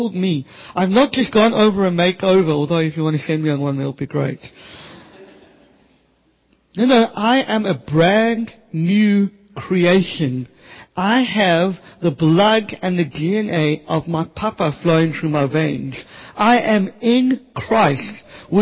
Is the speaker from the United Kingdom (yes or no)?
no; Cape Town, Western Cape, South Africa; I grew up in the Cape Flats